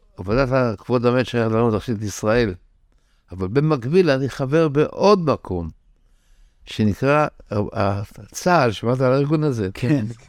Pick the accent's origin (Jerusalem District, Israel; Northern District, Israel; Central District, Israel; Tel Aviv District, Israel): Tel Aviv District, Israel; Tel Aviv; also born or lived in Bnei Brak; ברחוב טרומבלדור, שמה שקרה בחלונות, בית הקברות של טרומבלדור. כך גדלתי בילדות שלי